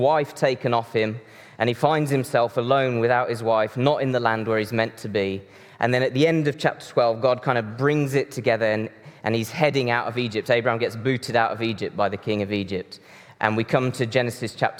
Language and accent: English; Brazil; moved away; Deb and I grew up in Brazil